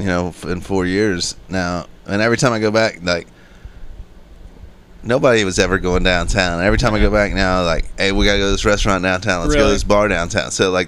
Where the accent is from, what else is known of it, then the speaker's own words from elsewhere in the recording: Ludlow, Kentucky, United States; The city is called Ludlow, Kentucky.